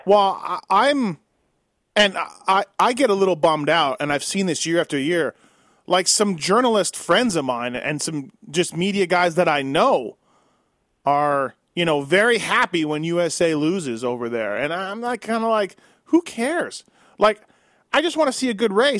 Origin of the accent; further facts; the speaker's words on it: Canada; now in United States; I've almost lived in the U.S. longer than I did in Canada, but you know, I still feel Canadian